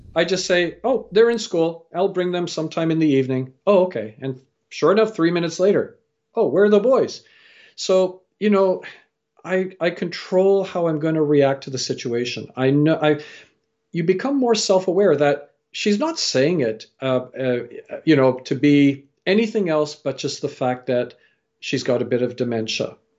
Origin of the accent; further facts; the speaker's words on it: Canada; also born or lived in England / Fiji (parents) / India (grandparents); I was born in England, raised in Canada